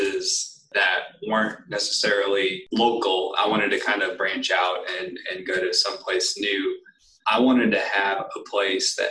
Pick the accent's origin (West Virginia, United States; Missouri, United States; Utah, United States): Missouri, United States; I'm from Missouri